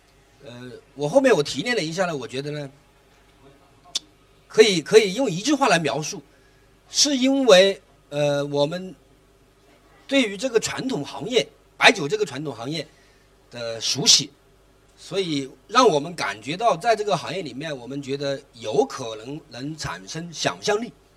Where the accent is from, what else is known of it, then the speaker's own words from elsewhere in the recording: Chongqing, China; 我来自重庆